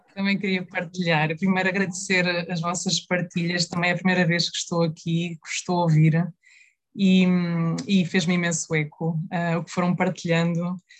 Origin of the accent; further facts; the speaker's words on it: Portugal; a nossa história também como, como portugueses e como portuguesas